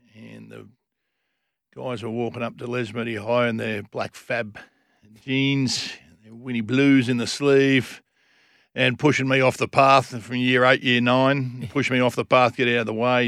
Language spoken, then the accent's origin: English; Lesmurdy, Western Australia, Australia; also born or lived in Kalamunda; Born and bred, born in Kalamunda Hospital